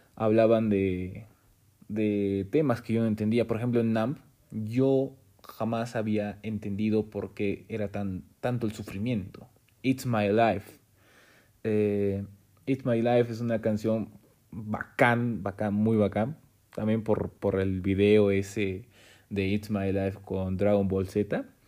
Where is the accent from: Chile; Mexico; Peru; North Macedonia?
Peru; siendo peruano